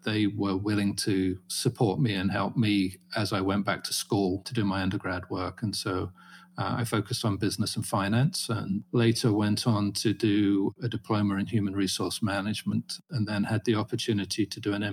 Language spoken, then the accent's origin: English; Farnham, South East England, United Kingdom; now in United States; I grew up in a small market town called Farnham in Surrey